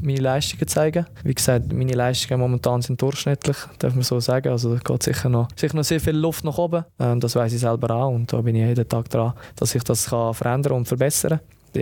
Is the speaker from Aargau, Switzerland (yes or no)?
no; Lucerne, Switzerland; moved away as an adult; also born or lived in Palermo; weil das meine Heimat ist